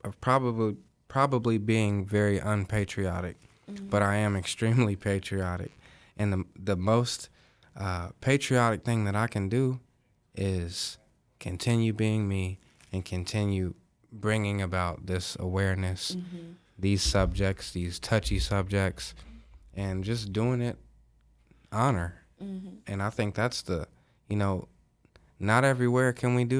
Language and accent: English; Mount Healthy, Ohio, United States; my hometown, Mount Healthy, Ohio